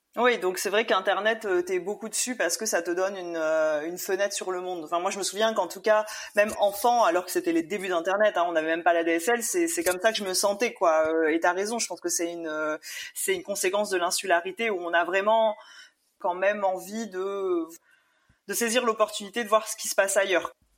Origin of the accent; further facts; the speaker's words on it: Réunion; je suis née à la Réunion mes parents aussi